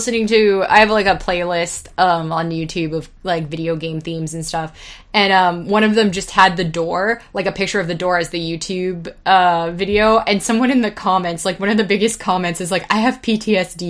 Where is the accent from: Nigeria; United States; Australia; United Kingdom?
United States; California; I'm from California